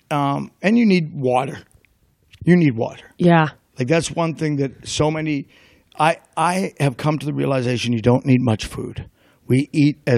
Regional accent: Ireland; she knew I was going to lie because I'm Irish.

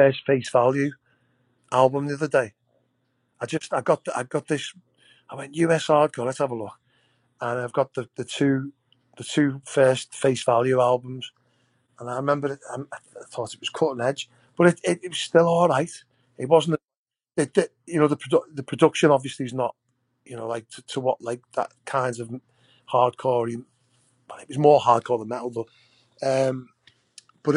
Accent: Liverpool, North West England, United Kingdom; growing up in Liverpool Ford

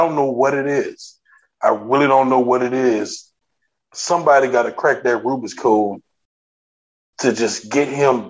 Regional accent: New Orleans, Louisiana, United States; growing up in New Orleans and knowing a lot of people in New Orleans

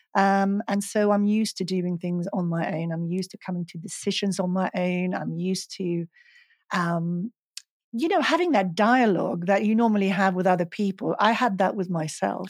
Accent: Stockholm, Stockholm County, Sweden; moved away as an adult; also born or lived in Los Angeles; I'm from Sweden, I'm from Stockholm

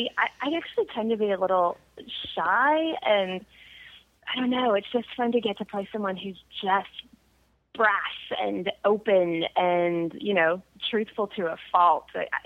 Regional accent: Arlington, Texas, United States; I'm from Arlington, Texas, and it's not a terribly small town at all, but it is very ridden by high school football and high school sports

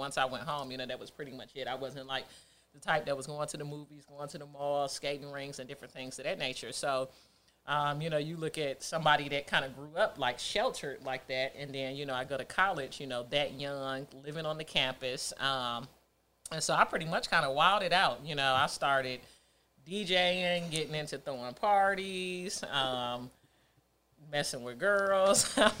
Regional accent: Nashville, Tennessee, United States; You know, just kind of growing up in Nashville, I always wanted to get back to Detroit, which is where the roots was, which is where the majority of our family was. We were the only ones that were in Nashville.

